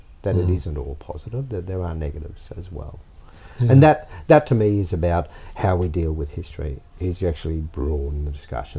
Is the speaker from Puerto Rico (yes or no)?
no; Australia; I can comment on them as an Australian, but not necessarily as a Chinese Australian.